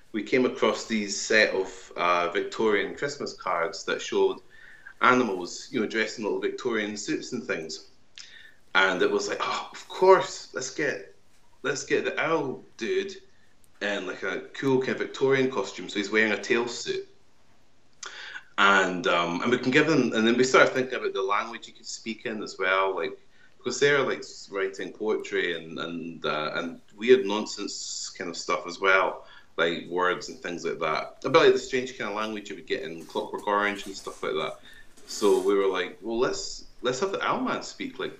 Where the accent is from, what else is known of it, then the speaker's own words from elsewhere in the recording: Kirkcaldy, Scotland, United Kingdom; my hometown of Kirkcaldy in Fife